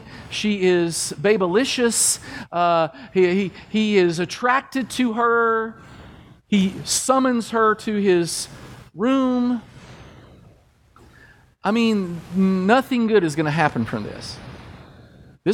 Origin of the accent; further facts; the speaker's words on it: Kentucky, United States; growing up in Kentucky